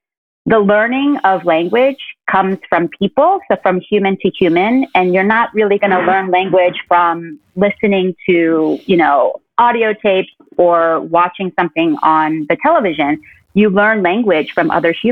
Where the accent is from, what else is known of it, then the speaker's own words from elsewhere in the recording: New Jersey, United States; first language Korean; moved away as an adult; also born or lived in South Korea / Brooklyn, New York; now in Upstate New York, United States; I was born in Korea and I moved to the States when I was 5 years old, to a very white, suburban New Jersey neighborhood